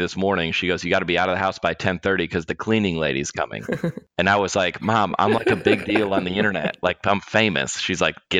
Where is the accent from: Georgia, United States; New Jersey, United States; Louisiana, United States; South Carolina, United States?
Georgia, United States; Lilburn; moved away as an adult; also born or lived in Denver, Colorado; I grew up in Lilburn, Georgia, which is where my parents live. And I am busing in and out of my parents' house. And that's where I'm at right now.